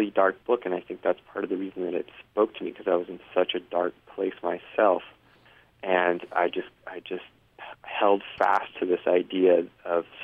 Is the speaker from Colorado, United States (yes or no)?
yes; Denver, Colorado, United States; also born or lived in New York City; I {S1} hadn't been in back home in in my {S0} home state of {S1} Colorado and in the city of Denver for more than 40 minutes